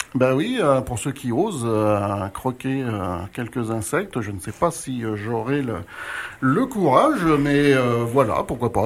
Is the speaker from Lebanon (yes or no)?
no; France; chez nous, en France